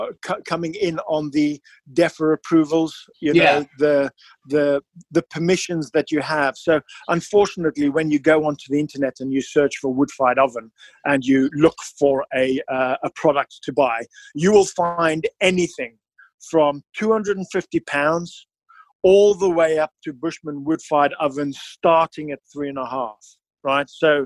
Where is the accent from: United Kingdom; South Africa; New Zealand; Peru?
South Africa; Being South African, we love barbecue.